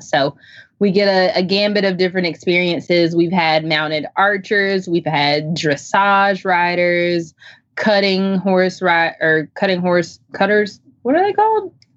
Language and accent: English; Chapel Hill, North Carolina, United States; now in Zebulon, United States; I am a from Chapel Hill, North Carolina. I currently live in Zebulon.